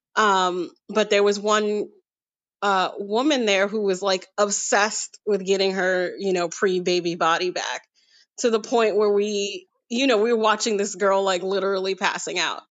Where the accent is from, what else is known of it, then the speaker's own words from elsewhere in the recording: New York City, New York, United States; now in Brooklyn, United States; I'm from Queens originally, and now I live in Brooklyn